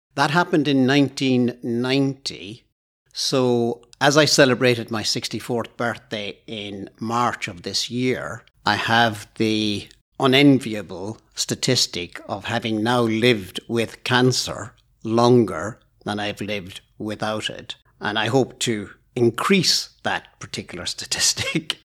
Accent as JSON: {"language": "English", "country": "Ireland", "tie": "born or raised there", "moved": "as an adult", "lives_now": "Aboyne, United Kingdom", "said": "probably noticed from my accent that I'm not Scottish. I was born in Ireland, but I've lived in Aboyne for over thirty years"}